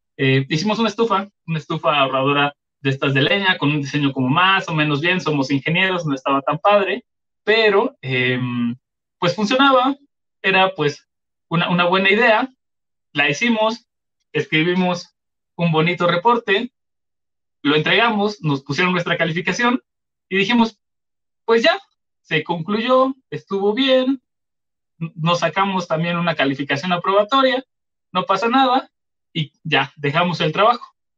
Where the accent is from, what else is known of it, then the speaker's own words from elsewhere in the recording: Chiapas, Mexico; yo soy de Chiapas